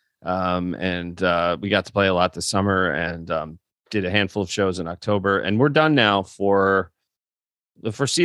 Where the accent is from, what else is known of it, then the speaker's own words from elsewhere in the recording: Northeast, United States; I've lived in the Northeast my whole life